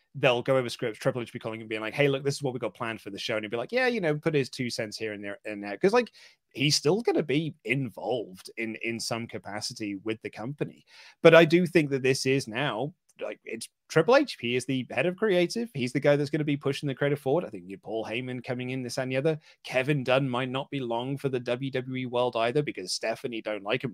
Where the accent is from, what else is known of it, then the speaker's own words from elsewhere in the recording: England, United Kingdom; here in the U K.